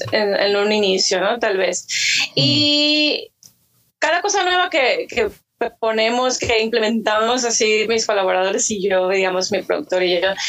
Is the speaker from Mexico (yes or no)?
yes; Mexico; also born or lived in Hermosillo, Sonora; soy mexicana y vivo en Hermosillo, Sonora